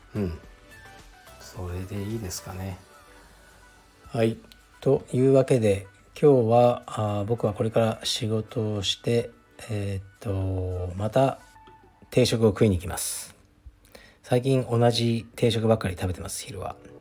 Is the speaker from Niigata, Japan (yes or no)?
no; Fukuoka, Japan; moved away; 僕が福岡出身